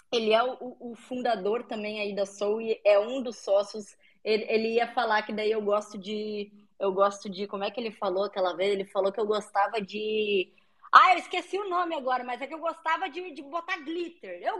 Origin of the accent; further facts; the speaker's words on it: Brazil; Eu moro no Brasil, sou brasileiro, tudo daqui, mas estou fazendo tudo em inglês.